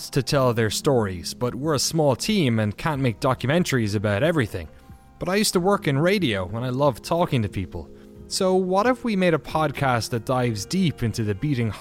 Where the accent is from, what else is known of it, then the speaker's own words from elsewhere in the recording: Ireland; now in Maryland, United States; I'm Irish, 32 years old, married